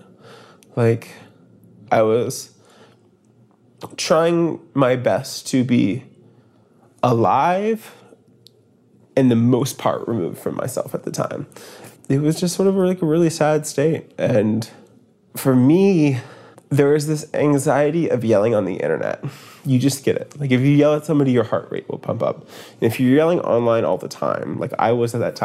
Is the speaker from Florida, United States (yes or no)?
no; Maine, United States; now in Brooklyn, United States; I'm from Maine